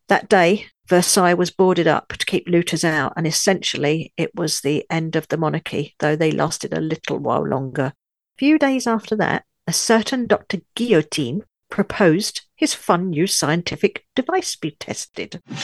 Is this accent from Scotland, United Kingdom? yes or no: no; London, United Kingdom; also born or lived in Seven Valleys, France; now in France; I'm a Brit, a Londoner, as you can probably tell from my accent, but I now live in France